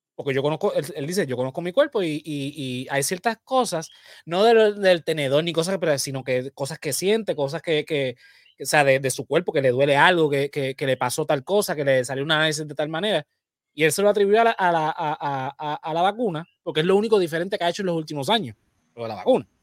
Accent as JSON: {"language": "Spanish", "country": "Puerto Rico", "said": "por más que seamos colonia, nosotros somos latinoamericanos"}